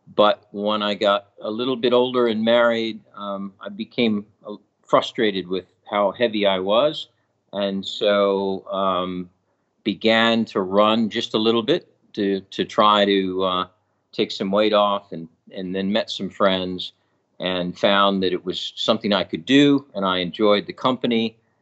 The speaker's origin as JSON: {"language": "English", "region": "New York", "country": "United States", "tie": "born or raised there", "also_born_or_lived": "California", "moved": "yes", "lives_now": "Sacramento, United States", "said": "I grew up on the East Coast in, in New York"}